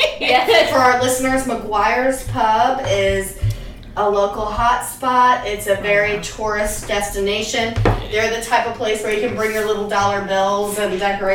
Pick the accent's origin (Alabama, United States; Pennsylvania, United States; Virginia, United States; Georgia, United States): Virginia, United States; Norfolk; moved away as an adult; now in Florida, United States; I grew up like in Norfolk, Virginia.